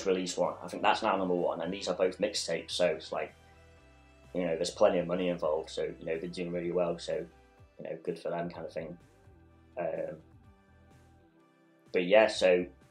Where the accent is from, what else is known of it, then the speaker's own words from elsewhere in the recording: Chester, North West England, United Kingdom; now in Manchester, United Kingdom; I'm originally from Chester